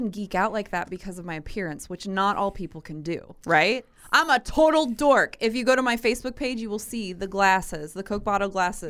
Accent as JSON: {"language": "English", "town": "Granite City", "region": "Illinois", "country": "United States", "said": "I'm from Granite City."}